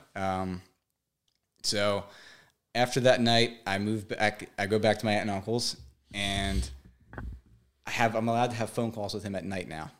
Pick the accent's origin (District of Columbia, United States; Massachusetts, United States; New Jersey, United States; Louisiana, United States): New Jersey, United States; Brick; I grew up in Brick, New Jersey, living with my mom and dad